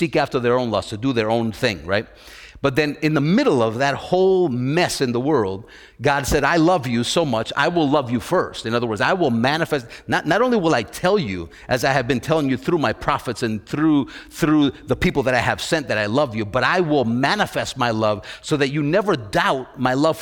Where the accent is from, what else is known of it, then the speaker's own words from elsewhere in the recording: New York City, New York, United States; where I was raised and where I was brought up in New York City